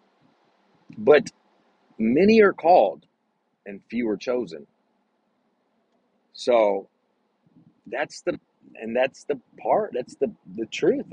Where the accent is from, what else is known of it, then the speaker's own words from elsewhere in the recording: Texas, United States; I'm was born in Texas and I love my state